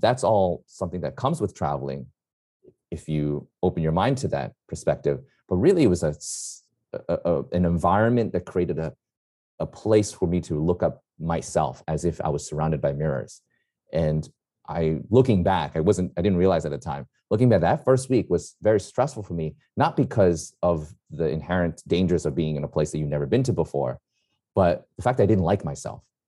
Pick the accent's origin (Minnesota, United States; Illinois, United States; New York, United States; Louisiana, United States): New York, United States; New York City; I'm a New Yorker, born and raised